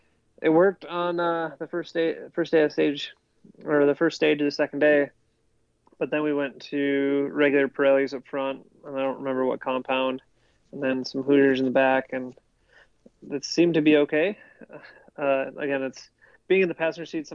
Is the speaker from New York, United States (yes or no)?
no; Minnesota, United States; also born or lived in North Carolina; now in Idaho, United States; where I grew up in Minnesota